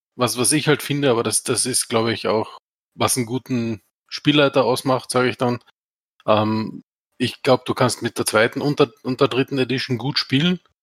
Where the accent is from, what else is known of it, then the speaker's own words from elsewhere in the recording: Austria; ich komme quasi aus dem Schluchtendorf, aus Österreich.